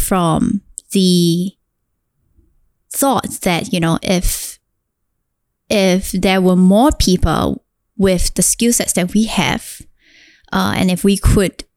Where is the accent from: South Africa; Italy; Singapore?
Singapore; I am this Singaporean girl that has gone through the most difficult childhood growing up.